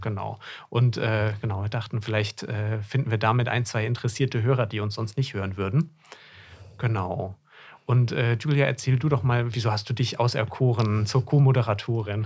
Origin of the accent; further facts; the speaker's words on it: Hesse, Germany; moved away as an adult; now in Greifswald, Germany; Ich komme ursprünglich aus Hessen und bin zum Studium, Medizinstudium hier oben in Greifswald an der Küste gelandet.